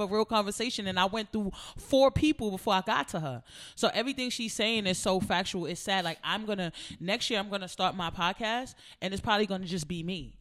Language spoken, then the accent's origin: English; United States; I'm from America